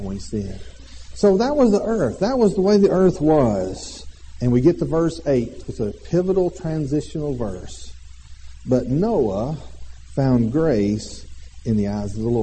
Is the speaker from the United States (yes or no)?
yes; Alabama, United States; We are from Alabama.